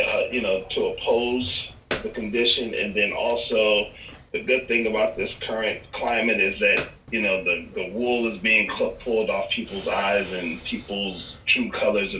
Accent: Las Vegas, Nevada, United States; I'm originally from Las Vegas

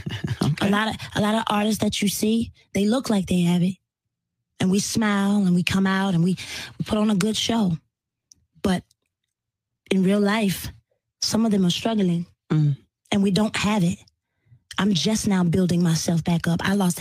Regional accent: North Carolina, United States; I'm from North Carolina.

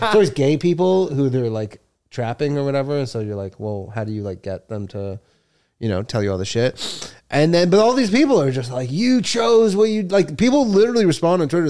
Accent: Toronto, Ontario, Canada; I'm from Toronto

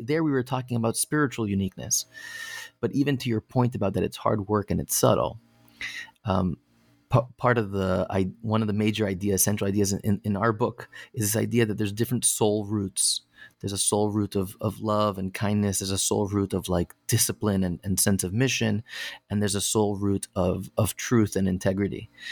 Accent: Connecticut, United States; I grew up in Connecticut

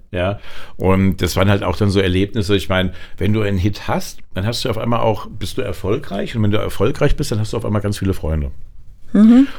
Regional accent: Aschaffenburg, Bavaria, Germany; moved away as an adult; now in Frankfurt, Germany; Fühle mich auch als Frankfurter, aber gebürtig bin ich Unterfranke in Aschaffenburg

